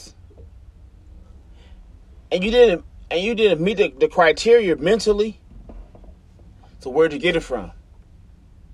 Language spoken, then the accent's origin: English; United States; as an American